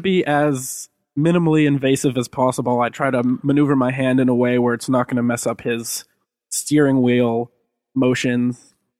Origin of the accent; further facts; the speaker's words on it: Marblehead, Massachusetts, United States; I'm from Marblehead as well.